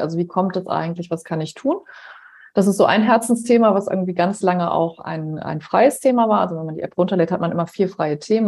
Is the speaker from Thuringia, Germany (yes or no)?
no; Heinsberg district, North Rhine-Westphalia, Germany; moved away; Meine Eltern leben im Kreis Heinsberg